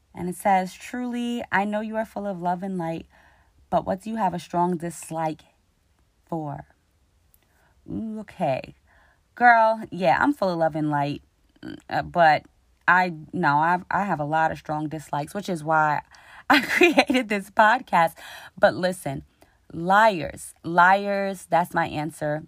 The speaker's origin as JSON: {"language": "English", "town": "New York City", "region": "New York", "country": "United States", "tie": "born or raised there", "said": "I grew up in Queens, New York, the jungle"}